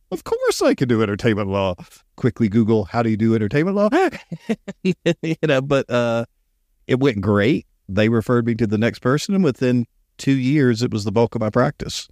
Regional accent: Columbus, Georgia, United States; I was born in Columbus, Georgia.

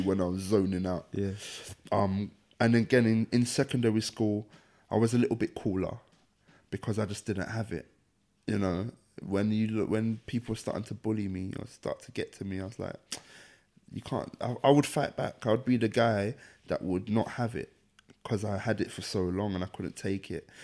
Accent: London, United Kingdom; the area I grew up in, Deptford, is ten minutes from there

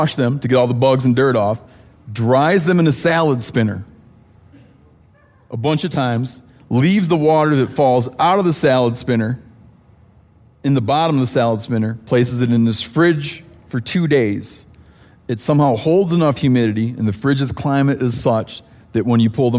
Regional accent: Michigan, United States; I grew up in Michigan

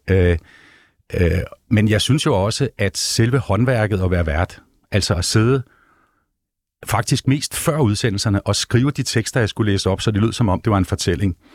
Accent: Vesterø, North Denmark Region, Denmark; Øh, for jeg er også Vestø-dreng. Jeg kommer der sådan, her 5-6 år.

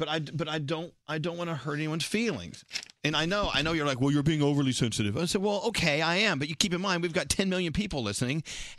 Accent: Texas, United States; also born or lived in New York; I'm from Texas.

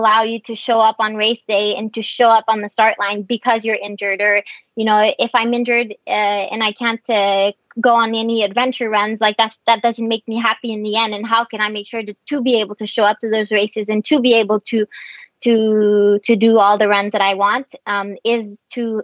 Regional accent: Quebec, Canada; I'm from Quebec

